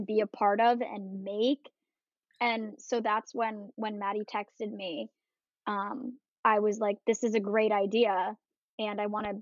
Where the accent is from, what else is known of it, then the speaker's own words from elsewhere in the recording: New Jersey, United States; I am from New Jersey.